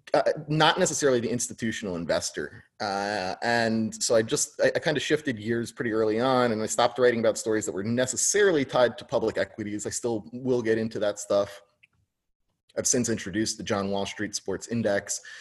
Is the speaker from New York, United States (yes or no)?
yes; New York, United States; also born or lived in New Jersey / Tucson, Arizona; I grew up in New York.